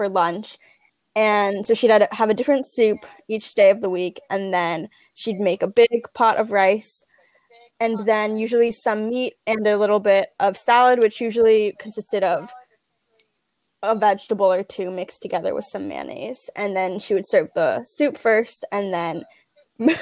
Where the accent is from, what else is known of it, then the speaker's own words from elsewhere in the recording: Northwest New Jersey, United States; also born or lived in Santa Ana, Ecuador; I'm from Northwest New Jersey